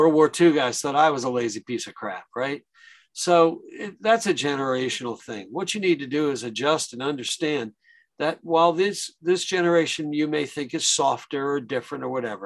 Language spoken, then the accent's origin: English; Long Island, New York, United States; growing up on Long Island, we had a lot of delis